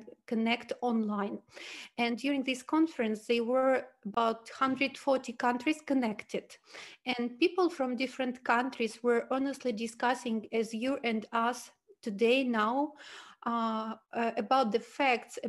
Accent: Switzerland; I'm from Switzerland, but I have a big experience to live and work in different countries in the world

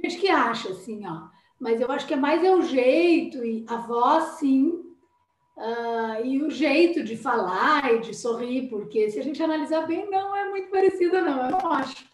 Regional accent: Porto Alegre, Rio Grande do Sul, Brazil; also born or lived in Pelotas; Eu sou aqui de Porto Alegre, né? Mas eu fui estudar em Pelotas e fiquei lá e me casei lá e estava morando lá

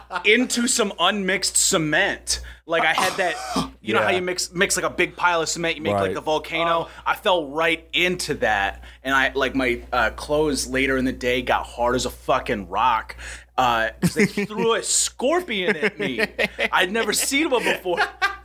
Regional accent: Michigan, United States; I'm from Michigan. We don't have scorpions.

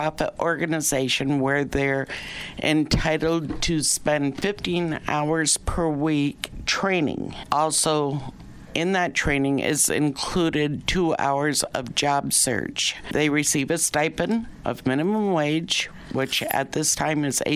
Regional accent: Vermont, United States; also born or lived in Florida; now in Pleasant Valley, United States; I'm originally from Vermont, so I wanted to head back north, and I did. Landed in Pleasant Valley

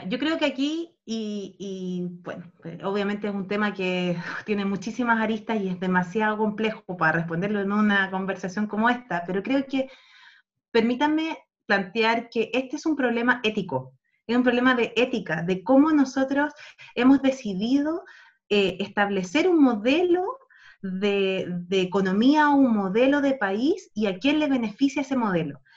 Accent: Chile; now in Spain; nosotros, especialmente como país sudamericano

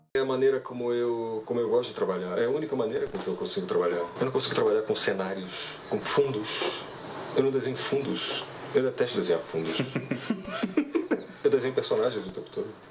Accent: Rio Grande do Sul, Brazil; eu sou do Rio Grande do Sul

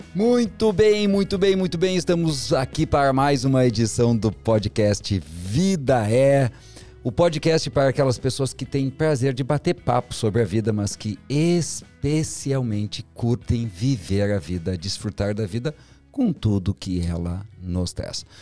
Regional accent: São Borja, Rio Grande do Sul, Brazil; nasci, fui criado em São Borja

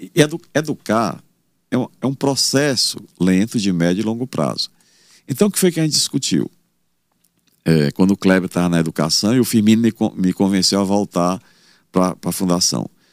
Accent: Campo Maior, Piauí, Brazil; now in Teresina, Brazil; Eu trabalho desde os 10 anos de idade, eu vendia leite no mercado lá em Campo Maior.

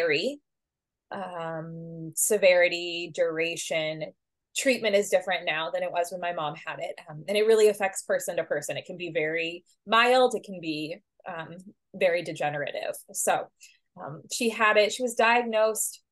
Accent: St. Louis, Missouri, United States; moved away as an adult; also born or lived in Kansas City; now in St. Paul, United States; I grew up in St. Louis.

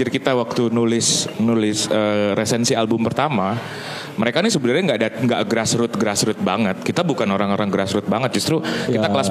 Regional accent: Sumatra, Indonesia; oh, yang yang juga saya besar di Sumatera sampai SMP.

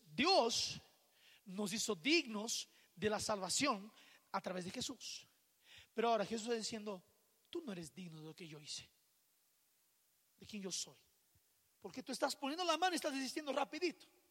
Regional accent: Rio de Janeiro, Brazil; moved away; yo soy de Río de Janeiro

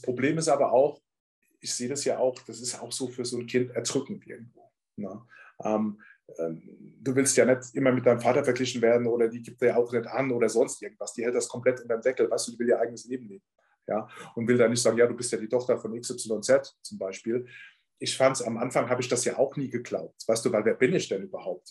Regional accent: Ramstein-Miesenbach, Rhineland-Palatinate, Germany; now in Munich, Germany; ich komme ja wie gesagt aus Rammstein.

